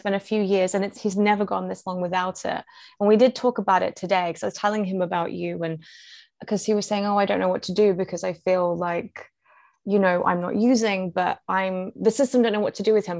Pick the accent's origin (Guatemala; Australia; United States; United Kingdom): United Kingdom; London; I grew up, I, in central London